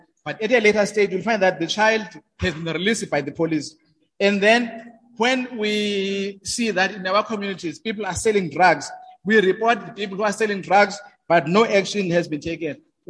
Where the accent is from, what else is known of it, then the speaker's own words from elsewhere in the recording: Emalahleni, Mpumalanga, South Africa; I'm coming from Emalahleni municipality.